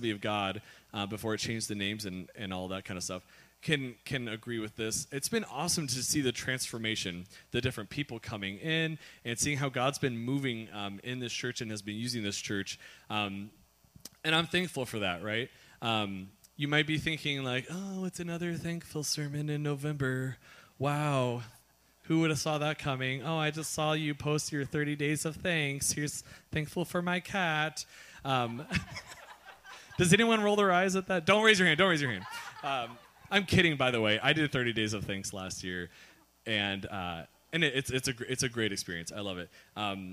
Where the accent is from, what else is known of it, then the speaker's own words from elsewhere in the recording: Kansas City, Missouri, United States; moved away; we were staying in my hometown in Kansas City, Missouri